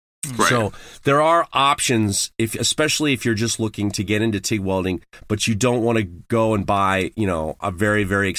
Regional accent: Manhattan, New York, United States; I grew up in Manhattan. I didn't have to drive until I was in college.

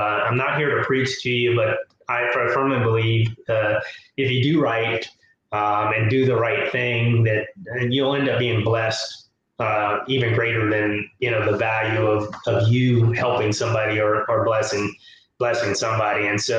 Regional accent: Tuskegee, Alabama, United States; born there; So I'm a military brat. My father was in the service. And I was born in Tuskegee, Alabama. My parents are from a small town.

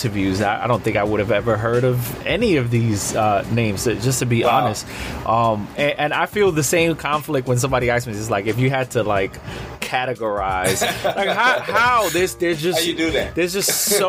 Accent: New York City, New York, United States; I'm based in New York City, born and bred in New York City.

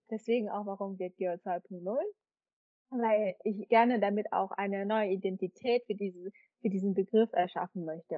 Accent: Vietnam; now in Germany; Ich bin ja eine Vietnamesin und ich bin halt ausgewandert und lebe jetzt auf Dauer halt woanders.

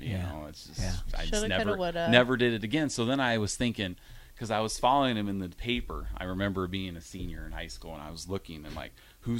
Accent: Iowa, United States; born or raised there; moved away as an adult; now in Nebraska, United States

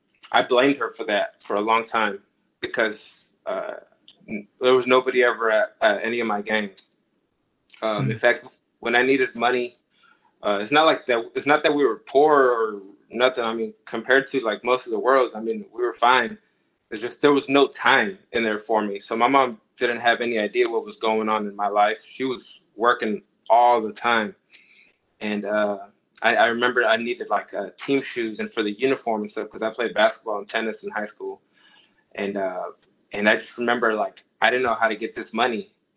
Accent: Los Angeles, California, United States; also born or lived in Moreno Valley / Orange County; So I was born in Los Angeles area. We lived in Compton. From there, we moved to Moreno Valley, California, came into Orange County, California.

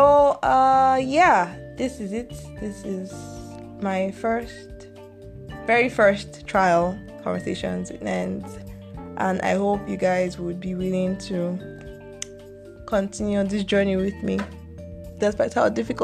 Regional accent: Nigeria; I'm Nigerian

